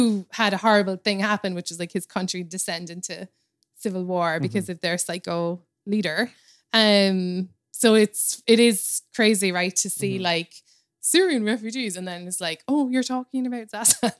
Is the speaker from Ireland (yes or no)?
yes; Cobh, Munster, Ireland; moved away as an adult; now in New York, United States; my hometown in Cove in Ireland